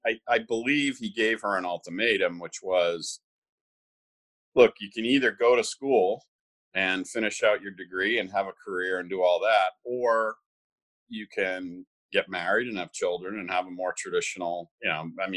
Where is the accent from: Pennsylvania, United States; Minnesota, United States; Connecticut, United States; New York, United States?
New York, United States; Bronxville; born there; So I was born in Bronxville, New York.